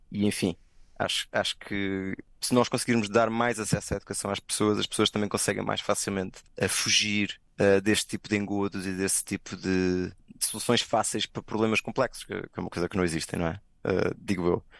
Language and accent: Portuguese; Lisbon, Portugal; moved away as an adult; Eu sou de Lisboa